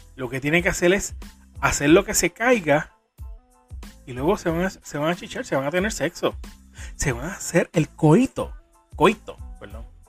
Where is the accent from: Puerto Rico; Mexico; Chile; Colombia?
Puerto Rico; soy boricua de pura cepa, jibarito